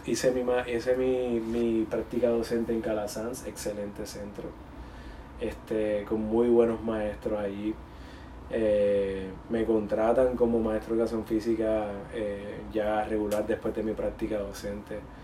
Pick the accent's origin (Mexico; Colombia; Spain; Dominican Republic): Dominican Republic; also born or lived in Puerto Rico; now in United States; mi experiencia como inmigrante dominicano, viviendo en Puerto Rico, luego en Estados Unidos